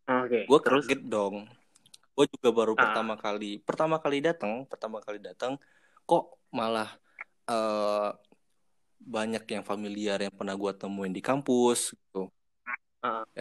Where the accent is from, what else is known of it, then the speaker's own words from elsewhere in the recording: Sumatra, Indonesia; Gue asli Sumatera ya di sinilah kehidupan gue dimulai